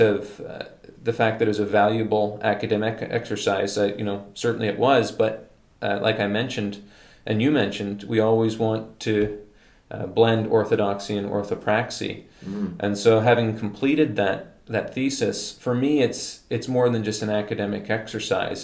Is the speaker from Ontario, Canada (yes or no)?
yes; London, Ontario, Canada; growing up in London, Ontario